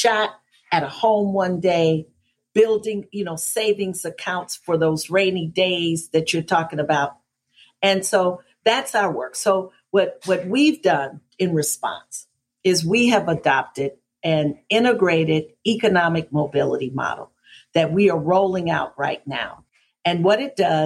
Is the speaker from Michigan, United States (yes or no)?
yes; Detroit, Michigan, United States; now in Atlanta, United States; my hometown was and kind of still is in Detroit